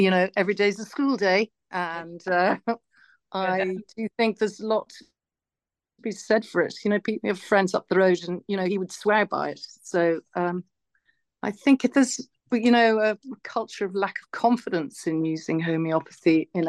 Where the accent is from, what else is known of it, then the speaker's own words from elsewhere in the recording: Longford, County Longford, Ireland; now in County Wicklow, Ireland; I grew up in Longford, where the land was very flat